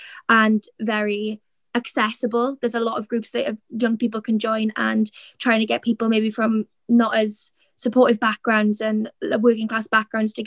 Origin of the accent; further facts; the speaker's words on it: Swansea, Wales, United Kingdom; I've grown up in Swansea